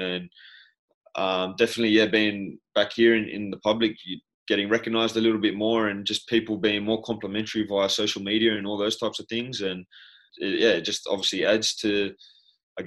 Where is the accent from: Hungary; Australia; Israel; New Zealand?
Australia; moved away as an adult; now in Brighton, United Kingdom; both being Australian, growing up in the same area, going to school together.